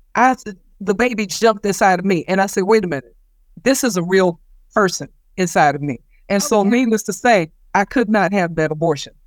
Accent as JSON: {"language": "English", "region": "South Carolina", "country": "United States", "tie": "born or raised there", "moved": "yes", "said": "when I was a child growing up in South Carolina"}